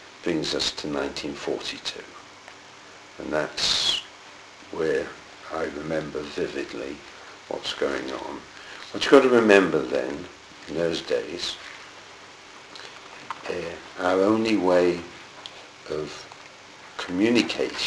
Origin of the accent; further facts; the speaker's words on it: Plymouth, South West England, United Kingdom; I was born in Plymouth.